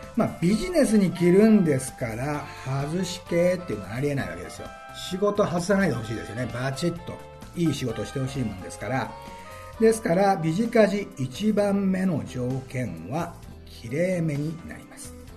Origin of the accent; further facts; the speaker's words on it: Okayama, Japan; moved away as an adult; now in Tokyo, Japan; 私岡山出身でございます中学校は三沢山中学校高校は岡山旭高校